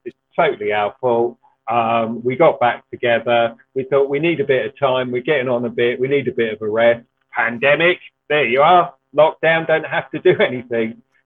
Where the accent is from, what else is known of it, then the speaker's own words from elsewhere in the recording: Ilford, London, United Kingdom; I'm from Ilford in Essex